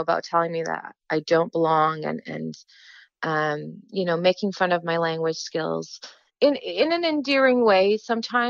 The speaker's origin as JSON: {"language": "English", "town": "Gatineau", "region": "Quebec", "country": "Canada", "tie": "born or raised there", "said": "having been raised in the diaspora, and I grew up in Quebec, in Gatineau"}